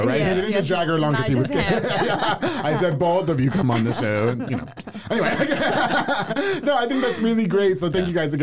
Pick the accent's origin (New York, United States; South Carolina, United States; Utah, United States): New York, United States; now in Waco, United States; I'm from New York.